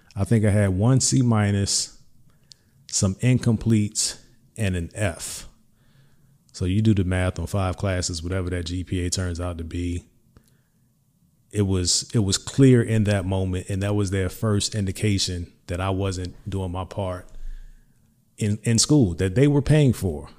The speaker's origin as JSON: {"language": "English", "town": "Hampton", "region": "Virginia", "country": "United States", "said": "I'm from Hampton Roads, Hampton, Virginia specifically"}